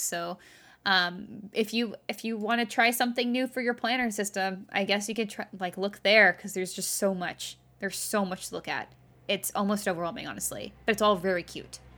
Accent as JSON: {"language": "English", "region": "Texas", "country": "United States", "tie": "born or raised there", "moved": "yes", "lives_now": "California, United States", "said": "I grew up in Texas"}